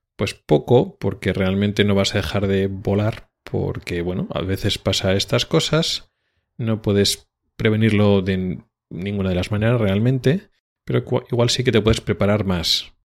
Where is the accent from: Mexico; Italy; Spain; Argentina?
Spain; now in Sweden